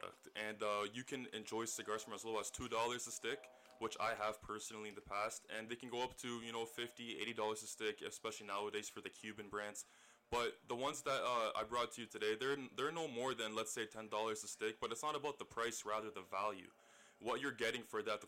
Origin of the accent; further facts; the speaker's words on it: St. Catharines, Ontario, Canada; also born or lived in Scarborough, Toronto; I moved down to St. Catharines shortly afterwards, and this is kind of where I remember most of my youth.